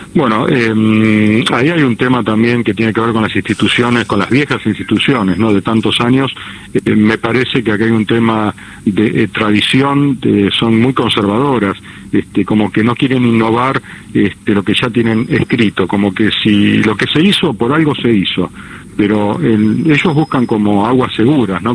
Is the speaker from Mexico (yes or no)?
no; Argentina